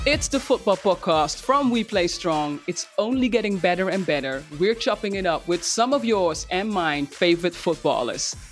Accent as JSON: {"language": "English", "country": "Netherlands", "tie": "born or raised there", "said": "my home country, the Netherlands"}